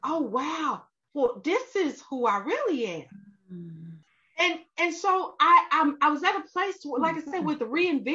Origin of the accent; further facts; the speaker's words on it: Arkansas, United States; also born or lived in Texas; now in Georgia, United States; I'm from Arkansas. I live in Texas.